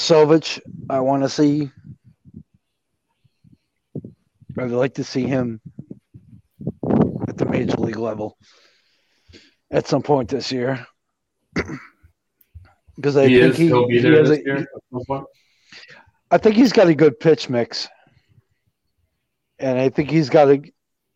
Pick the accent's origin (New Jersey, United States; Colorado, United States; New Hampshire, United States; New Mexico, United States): New Jersey, United States; Jersey City; that's where I'm from